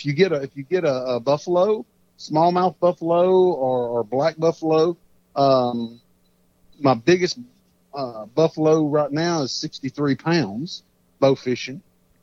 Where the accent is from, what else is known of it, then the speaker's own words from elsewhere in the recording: Texas, United States; born there; So I'm Cajun. I may have been born in Texas, but I got that Cajun roots all around me.